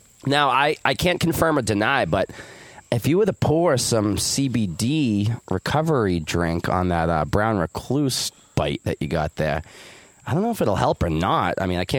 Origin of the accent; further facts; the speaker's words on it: North Carolina, United States; Good old Johnston County, North Carolina. Born and raised.